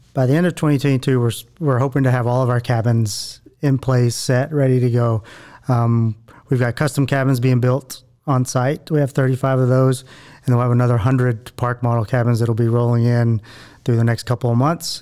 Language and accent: English; Abilene, Texas, United States; moved away as an adult; also born or lived in Panama / Caribbean / Mexico; now in Waco, United States; I was born and raised in Abilene, Texas, but I spent the last 20 or so years outside of Texas